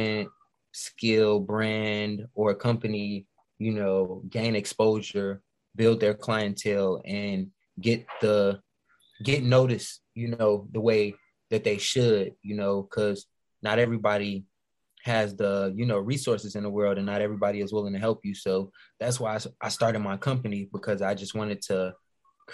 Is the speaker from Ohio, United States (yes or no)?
no; Chicago, Illinois, United States; Chicago is my hometown